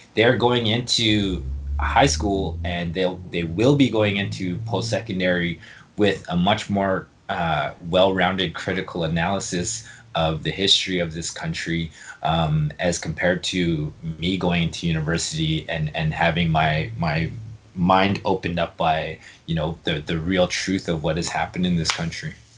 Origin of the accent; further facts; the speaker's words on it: Winnipeg, Manitoba, Canada; I am from uh, Lake Manitoba First Nation, but uh, born and raised in Winnipeg and spent a lot of uh, my formative years in, in the North End